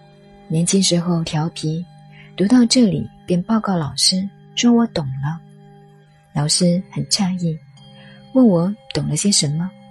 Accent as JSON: {"language": "Chinese", "country": "China", "said": "尤其我们中国人，管你鸡呀蛋呀，一起加点酱油、葱花、红烧吃掉就算了。"}